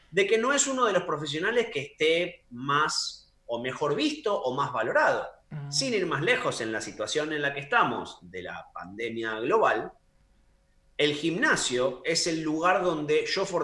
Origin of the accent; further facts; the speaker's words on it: Argentina; also born or lived in Chile / Brazil / Canada; now in United Kingdom; Como ahora estoy en Europa y también viví en Chile, en Brasil, soy argentino, viví en Canadá, o sea que estuve en dos continentes, podemos decir.